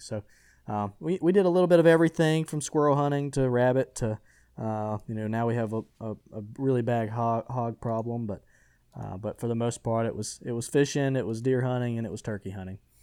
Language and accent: English; Butler, Alabama, United States; I'm originally from Butler, Alabama, a small, small little town in, in West Alabama